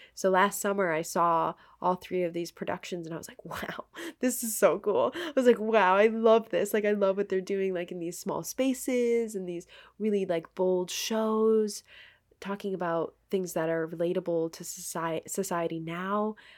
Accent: Maine, United States; moved away as an adult; now in New Jersey, United States; I'm from Maine

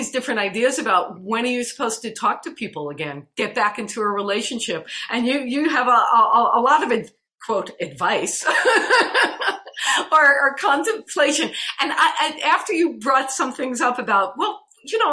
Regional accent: New York, United States; I grew up in New York, so we spent a lot of time in Central Park

